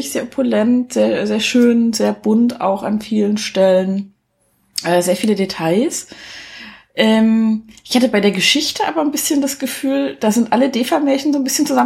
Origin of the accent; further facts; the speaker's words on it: East Germany, Germany; Aber ich bin ja sowieso diejenige, die am wenigsten Augsburger {S0} Puppenkiste kennt als Ossi-Kind.